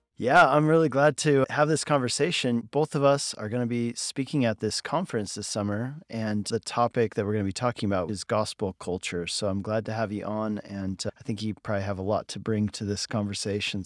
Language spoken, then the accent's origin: English; Colorado, United States; moved away as an adult; Colorado where I grew up